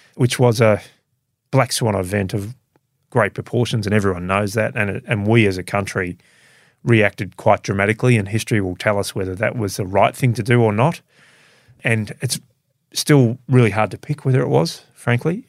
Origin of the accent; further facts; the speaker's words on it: Melbourne, Victoria, Australia; I grew up in a suburb of Melbourne.